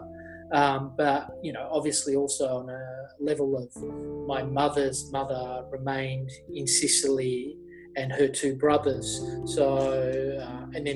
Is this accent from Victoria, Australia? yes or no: yes; Melbourne, Victoria, Australia; we're Aussie born. I was born in Melbourne, grew up in the suburbs and basically did all my schooling here.